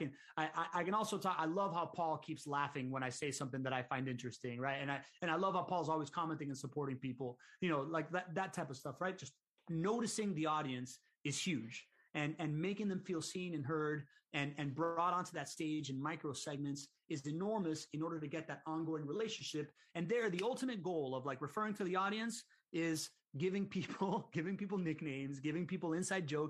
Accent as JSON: {"language": "English", "town": "Miami", "region": "Florida", "country": "United States", "tie": "born or raised there", "said": "I grew up in Miami."}